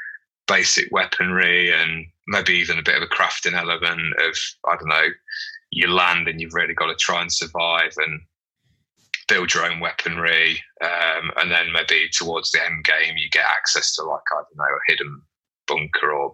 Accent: United Kingdom; because we're British

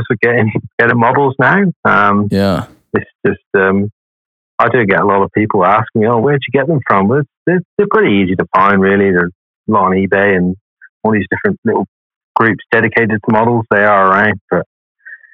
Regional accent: England, United Kingdom; now in Perth, Australia; I'm just from England

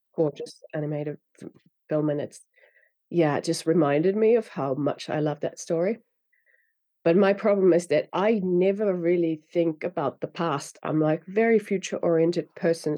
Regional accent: Finland; first language Finnish; English is a second language; I grew up in Finland speaking Finnish and reading in Finnish

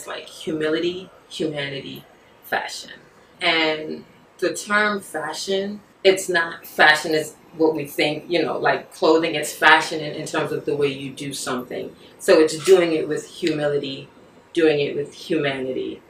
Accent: New York City, New York, United States; also born or lived in Barbados; I was born in Barbados, came up here when I was like 4 or 5 years old. I grew up in Flatbush, Brooklyn

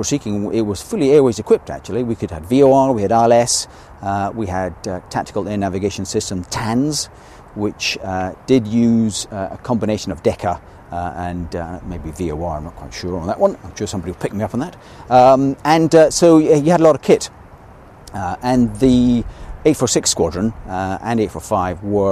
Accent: Scotland, United Kingdom; being a Scotsman

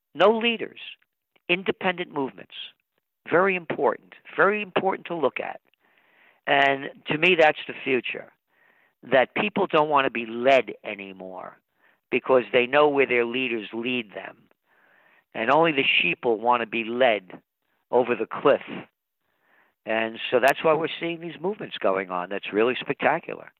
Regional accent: United States; I'm an American

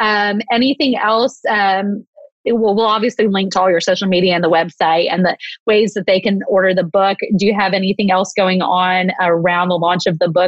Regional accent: Texas, United States; now in Atlanta, United States; I'm from Texas originally.

